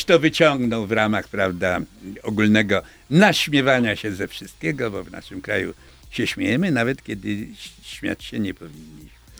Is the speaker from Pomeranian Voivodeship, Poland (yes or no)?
no; Lublin, Lublin Voivodeship, Poland; wychowaliśmy się w jednej dzielnicy z Andrzejem Mazurem. On chłopak z Narutowicza, a ja chłopak z Konopnickiej